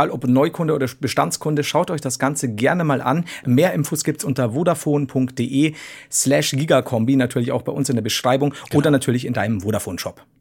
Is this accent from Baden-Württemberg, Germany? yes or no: no; Bavaria, Germany; So, du, ich komme halt von unten aus Bayern.